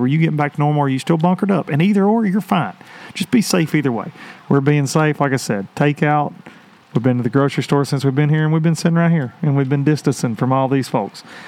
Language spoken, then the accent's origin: English; United States; growing up on the Tennessee River, I, I am a deep fisherman